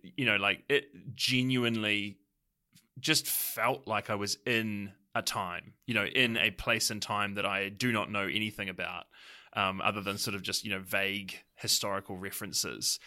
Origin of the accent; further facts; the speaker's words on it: New Zealand; as a New Zealander